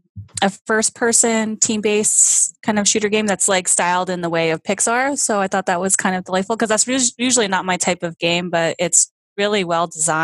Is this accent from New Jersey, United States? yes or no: yes; New Jersey, United States; also born or lived in Oklahoma; I was actually born in Oklahoma, which people seem to find really strange, just being from the East Coast. They're like, you're a total Jersey girl, like born and raised. I'm like, I actually wasn't born here